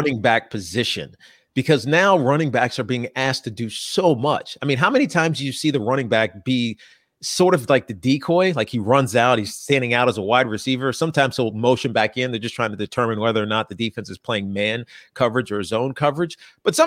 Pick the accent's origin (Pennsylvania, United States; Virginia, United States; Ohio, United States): Virginia, United States; Southwest; moved away; I grew up in Southwest Virginia